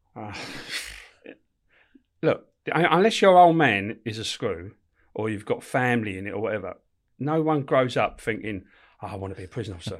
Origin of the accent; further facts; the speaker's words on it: London, United Kingdom; also born or lived in Camberwell; I was born in, uh, Camberwell, but brought up in Peckham, on it, right, right on top of the Old Kent Road